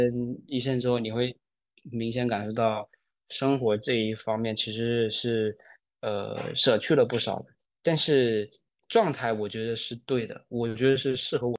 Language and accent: Chinese; Shenzhen, Guangdong, China; moved away as an adult; also born or lived in Sichuan / Chengdu; now in Shanghai, China; 我就真是从小在深圳长大，